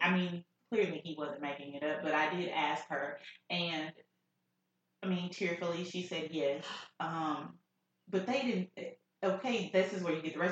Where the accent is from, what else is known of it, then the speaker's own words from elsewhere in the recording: Dallas, Texas, United States; I am from Dallas, Texas